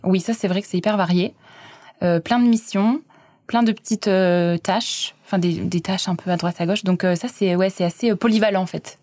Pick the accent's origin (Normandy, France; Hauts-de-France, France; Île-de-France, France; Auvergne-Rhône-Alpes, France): Auvergne-Rhône-Alpes, France; Clermont-Ferrand; now in Wellington, New Zealand; je suis auvergnate, je viens de Clermont-Ferrand